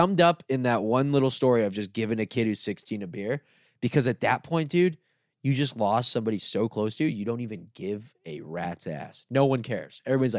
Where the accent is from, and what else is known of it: South Florida, United States